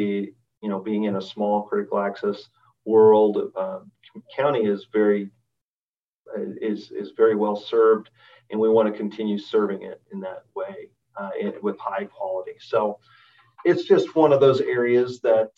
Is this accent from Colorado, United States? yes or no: yes; Colorado, United States; moved away; also born or lived in Oregon; I grew up in Colorado